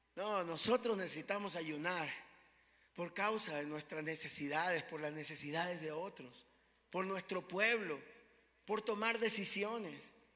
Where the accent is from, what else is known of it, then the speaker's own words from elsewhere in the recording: Ecuador; aunque somos ecuatorianos, también somos extranjeros en esta tierra